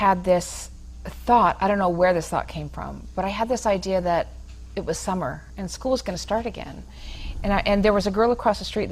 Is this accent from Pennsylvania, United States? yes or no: no; Reno, Nevada, United States; also born or lived in Elizabeth, New Jersey; I was born in Elizabeth, New Jersey, grew up in Reno